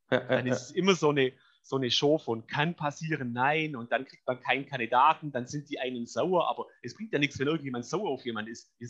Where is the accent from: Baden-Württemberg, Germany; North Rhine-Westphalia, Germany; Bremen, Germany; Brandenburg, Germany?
Baden-Württemberg, Germany; Ich bin Schwabe, ich bin faul, das soll heißen.